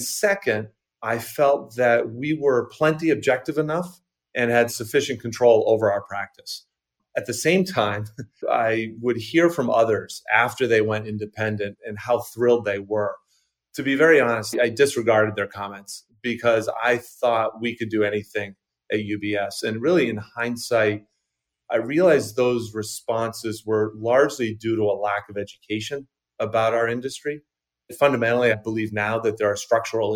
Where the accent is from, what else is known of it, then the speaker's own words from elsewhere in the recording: Maine, United States; also born or lived in Boston / London; I grew up in Maine, still live in Maine, just outside of Portland